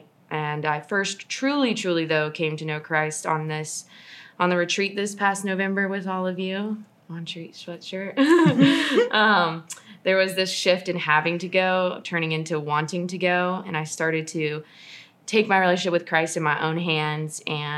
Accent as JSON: {"language": "English", "town": "Dallas", "region": "Texas", "country": "United States", "moved": "yes", "lives_now": "Apex, United States", "said": "I'm originally from Dallas, Texas, so go Cowboys. We moved to Apex around 2009."}